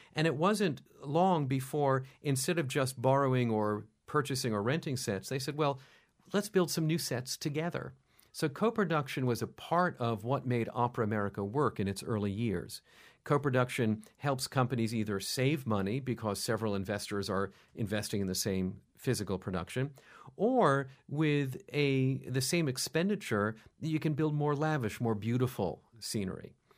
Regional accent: New York, United States; When I was a kid, I was brought up here in New York

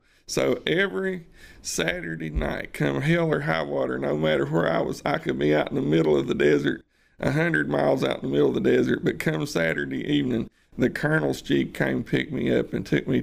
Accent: Fries, Virginia, United States; It's a little hole in the road in Virginia. And he said, where? I said, well, it's a little place called Freeze.

